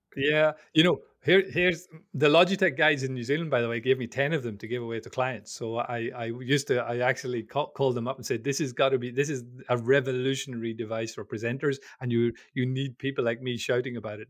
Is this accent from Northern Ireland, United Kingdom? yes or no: yes; Belfast, Northern Ireland, United Kingdom; I'm from, I'm from Belfast in Northern Ireland